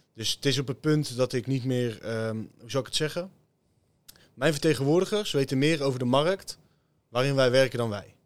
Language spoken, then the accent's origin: Dutch; Teteringen, North Brabant, Netherlands; ik kom uit Teteringen. Nou ja, beide is dat een, een leuke buurt om in op te groeien.